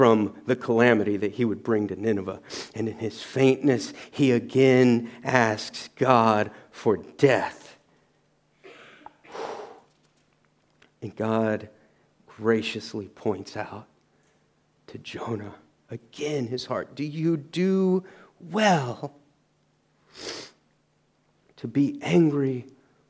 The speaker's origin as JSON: {"language": "English", "region": "the South", "country": "United States", "said": "I'm from the South in the U.S."}